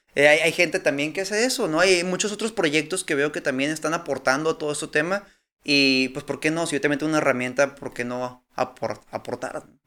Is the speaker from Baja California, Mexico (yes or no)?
yes; Tijuana, Baja California, Mexico; soy de Tijuana